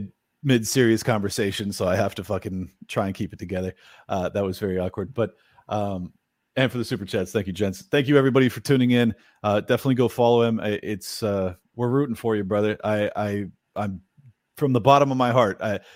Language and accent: English; California, United States; I'm a Californian, born and raised